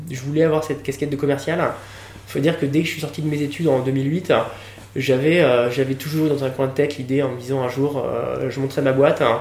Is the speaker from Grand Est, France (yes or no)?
no; Nantes, Pays de la Loire, France; moved away; also born or lived in Toulouse / La Rochelle; je suis nantais d'origine.